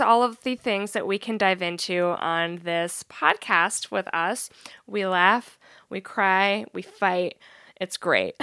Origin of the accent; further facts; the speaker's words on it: Seattle, Washington, United States; we're also from Seattle.